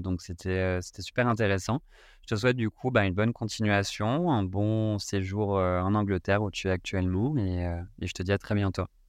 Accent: France; en tant que Français

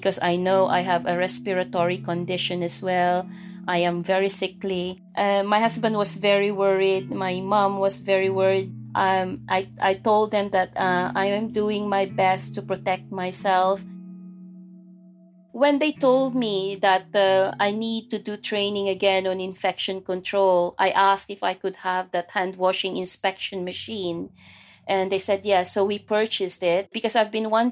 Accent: Philippines; moved away; as a Filipino nurse, you tend to do overtimes to earn more money. Because you're not only caring for yourself or your family in here, but you're also sending money to your family back home

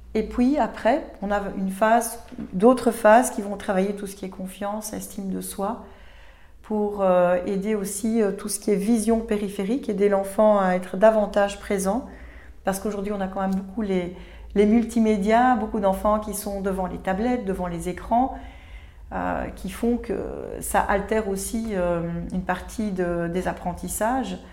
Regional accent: Belgium; chez nous en Belgique

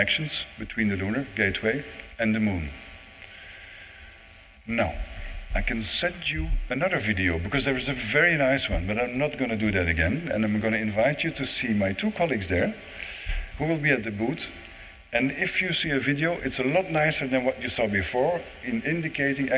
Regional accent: Netherlands; also born or lived in Germany; now in Toulouse, France; I don't have a German accent. I'm not German. I'm not French. I live in Toulouse, but I'm Dutch

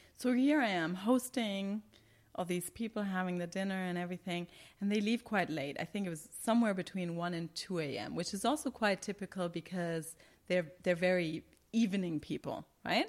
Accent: Germany; moved away as an adult; now in Qatar; I'm from Germany and I have this German mindset and German training

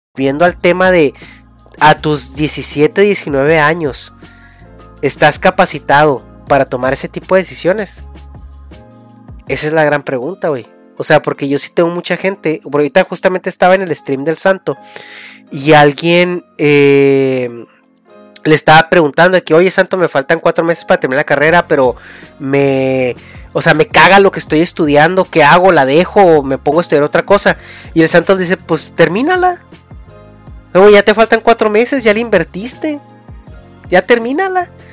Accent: Mexico; moved away; de tu, de tu, de tu raíz, ¿no? De, de México

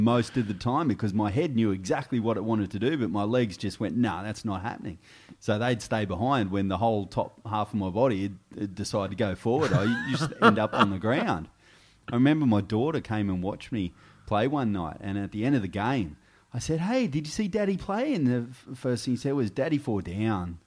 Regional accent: Goulburn, New South Wales, Australia; moved away as an adult; also born or lived in Albury, New South Wales / Canberra; now in Sydney, Australia; I left there when I was ten and moved to Goulburn. uh, and spent the rest of my years, uh, in Goulburn until I was twenty-one

